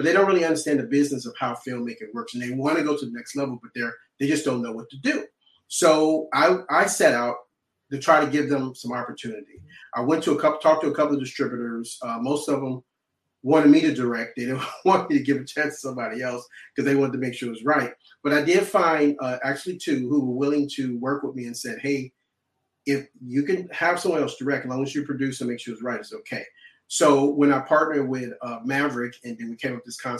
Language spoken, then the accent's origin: English; Chicago, Illinois, United States; I'm originally from Chicago. I'm from Southside Chicago.